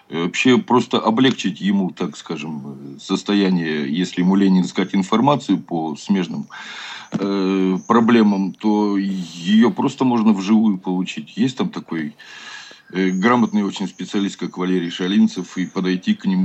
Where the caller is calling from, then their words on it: Chelyabinsk, Chelyabinsk Oblast, Russia; Добрый вечер. Э, я из Челябинска.